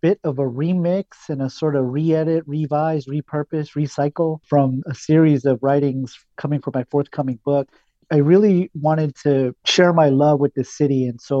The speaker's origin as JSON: {"language": "English", "region": "California", "country": "United States", "tie": "born or raised there", "said": "You know, I grew up here in Southern California. And so, you know, I heard a lot of Spanish, a lot of Barrio Spanish, right?"}